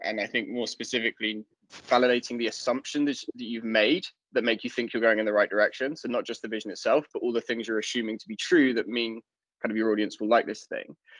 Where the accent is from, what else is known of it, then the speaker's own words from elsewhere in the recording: London, United Kingdom; now in Stockholm, Sweden; I'm originally from London, uh, but I, I now live in Stockholm